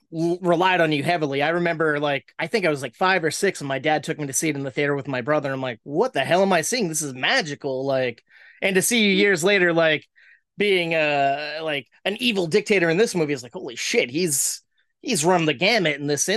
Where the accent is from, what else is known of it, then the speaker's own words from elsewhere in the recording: Massachusetts, United States; I'm from Massachusetts, kind of close by.